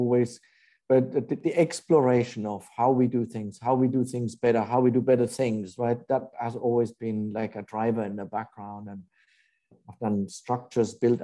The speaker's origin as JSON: {"language": "English", "country": "Germany", "tie": "born or raised there", "also_born_or_lived": "Japan / England", "moved": "as an adult", "lives_now": "New York, United States", "said": "I'm German. I grew up in Germany"}